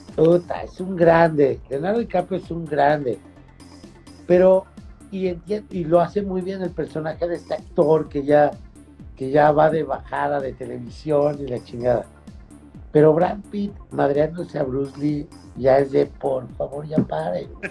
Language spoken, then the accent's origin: Spanish; Mexico; como mexicano